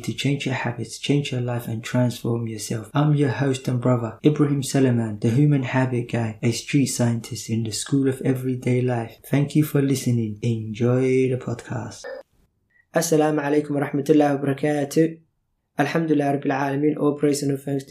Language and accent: English; Burao, Togdheer, Somalia; Same city, we're born in the same city